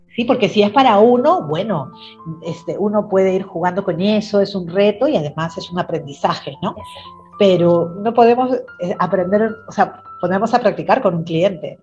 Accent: Chimbote, Ancash, Peru; also born or lived in Trujillo, Peru; now in Lima, Peru; Yo nací en la ciudad de Trujillo, aquí en Perú, en la ciudad de la primavera, pero desde muy pequeñita me fui a vivir a la ciudad de Chimbote

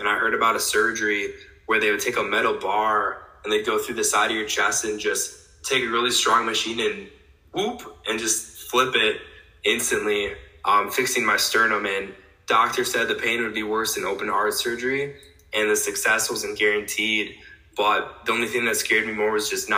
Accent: West Salem, Wisconsin, United States; now in La Crosse, United States; Originally from West Salem, maybe like 25 minutes away from La Crosse here in Wisconsin

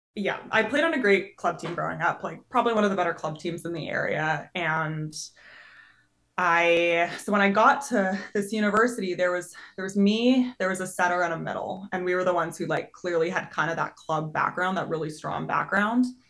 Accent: just north of Edmonton, Alberta, Canada; moved away as an adult; now in United States; my hometown's just north of Edmonton, which is a big city in Canada

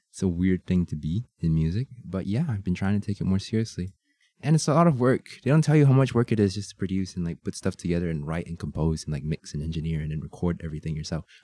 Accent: Shanghai, China; born there; I'm um I was born in Shanghai.

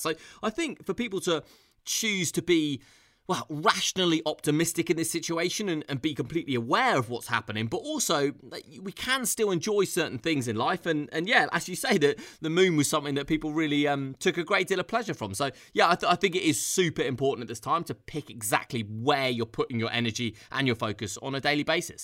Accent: London, United Kingdom; being a Londoner and having boots on the ground here

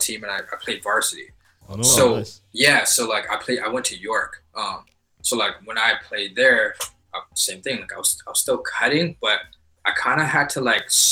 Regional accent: Montreal, Quebec, Canada; now in Toronto, Canada; I'm originally from Montreal.

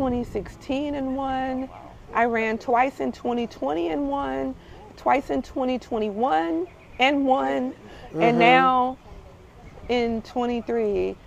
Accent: Norfolk, Virginia, United States; I grew up on the water back there. I grew up on Brennan Avenue

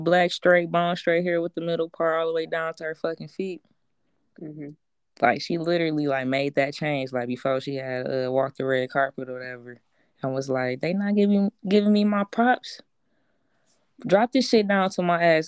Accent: Detroit, Michigan, United States; I'm from Detroit

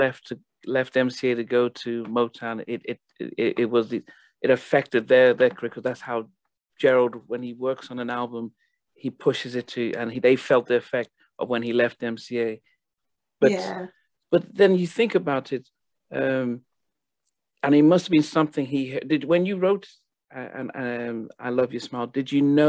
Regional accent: Nigeria; also born or lived in United States; now in United Kingdom; that song traveled over to Nigeria, and I was still in high school, and you know, we didn't get American DJs and stuff, so for it to come on our radio

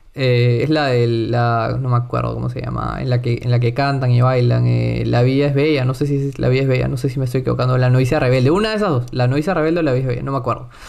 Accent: Lima, Peru; first language Spanish; al ser limeño

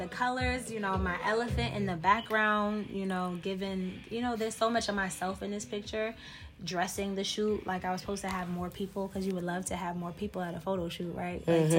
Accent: Worcester, Massachusetts, United States; moved away; Originally from Massachusetts. Worcester

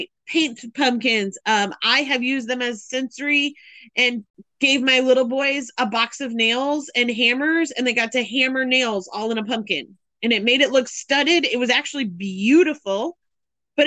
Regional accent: the North, United States; I'm from the North, so we just call it Coke

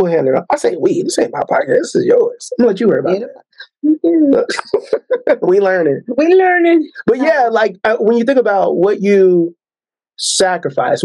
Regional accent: Tulsa, Oklahoma, United States; moved away; I'm from Tulsa, Oklahoma. Went to Booker T. Washington High School

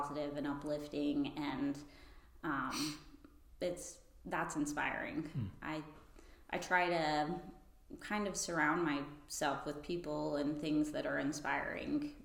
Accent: Freeport, Florida, United States; I grew up in Freeport

